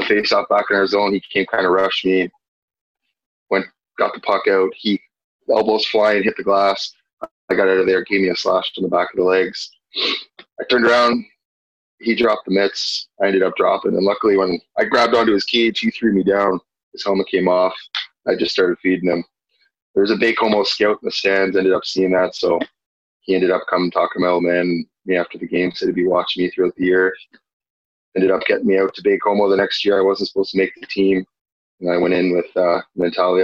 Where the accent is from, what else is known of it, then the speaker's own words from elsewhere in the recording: Ottawa, Ontario, Canada; Growing up in the Ottawa area, played minor hockey